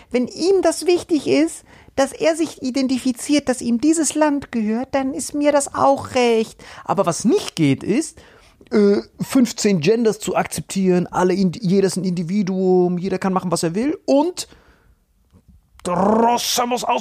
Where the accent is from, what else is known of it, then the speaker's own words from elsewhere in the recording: Nador, Oriental, Morocco; So, ich bin Nador, wenn irgendwann Algerien da einfällt, ey, ich als Marokkaner kann mich ja perfekt identifizieren.